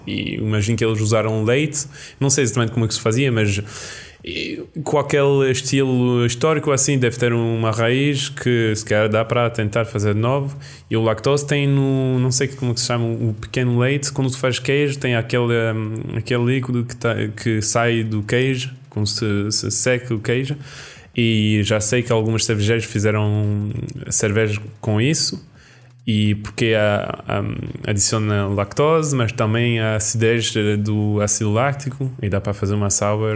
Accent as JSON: {"language": "Portuguese", "area": "Roquefort region", "region": "Occitania", "country": "France", "said": "roquefort é da minha região, é da minha terra"}